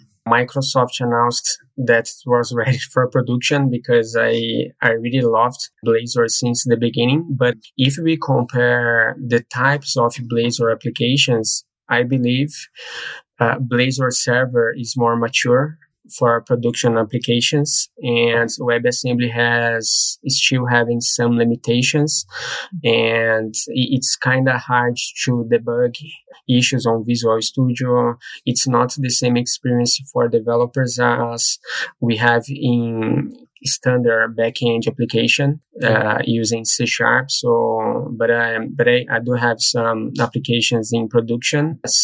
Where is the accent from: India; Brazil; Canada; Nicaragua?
Brazil; now in Dublin, Ireland; Sure. I'm from Brazil, but I live in Ireland, Dublin.